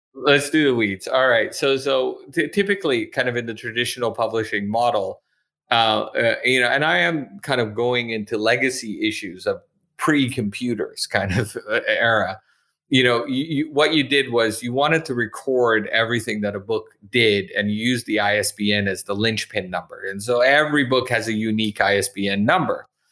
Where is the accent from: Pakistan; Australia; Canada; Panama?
Canada; moved away as an adult; also born or lived in Montreal / Calgary / Toronto / Okinawa; now in Edinburgh, United Kingdom; I'm originally from Canada